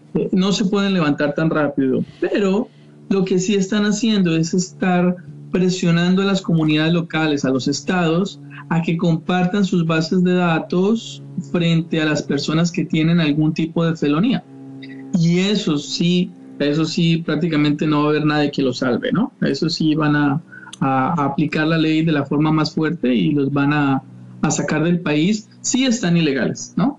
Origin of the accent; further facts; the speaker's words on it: Bogotá, Colombia; moved away as an adult; now in Sarasota, United States; yo soy colombiano en Bogotá